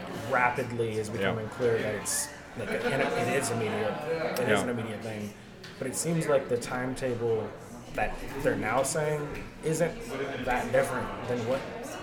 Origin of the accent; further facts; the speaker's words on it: Seattle, Washington, United States; I was born in 1981, and … I grew up in Seattle.